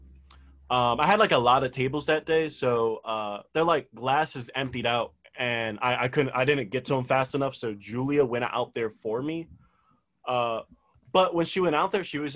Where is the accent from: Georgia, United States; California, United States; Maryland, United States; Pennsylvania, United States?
Pennsylvania, United States; Philadelphia; I grew up in North Philly